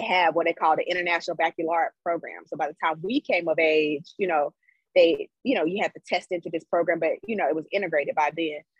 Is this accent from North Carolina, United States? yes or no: yes; Greensboro, North Carolina, United States; moved away as an adult; also born or lived in San Francisco; I am from Greensboro, North Carolina. So I was raised in Greensboro